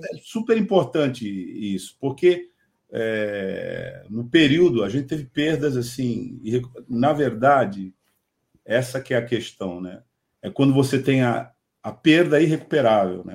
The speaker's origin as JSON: {"language": "Portuguese", "town": "Santos", "region": "São Paulo", "country": "Brazil", "said": "como santista"}